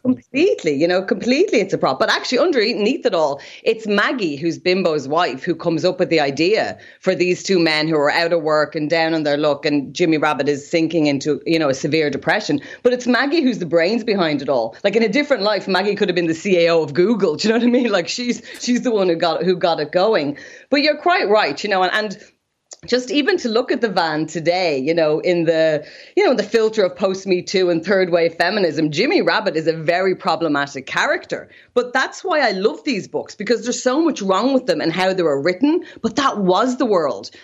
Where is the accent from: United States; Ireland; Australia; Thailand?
Ireland; Dublin, Leinster; I'm from Dublin as well, and my granny was from Ringsend